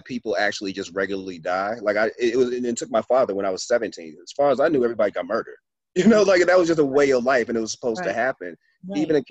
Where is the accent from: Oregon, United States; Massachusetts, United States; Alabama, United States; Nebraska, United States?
Massachusetts, United States; Boston; I'm from Boston